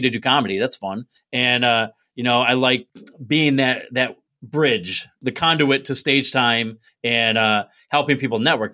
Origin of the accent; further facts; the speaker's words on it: Binghamton, New York, United States; I'm from Binghamton, which is on the map.